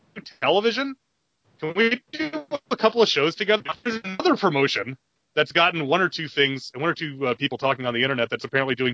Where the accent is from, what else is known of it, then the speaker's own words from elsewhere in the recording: Southeast, South Carolina, United States; My hometown had one of the last 25 Blockbusters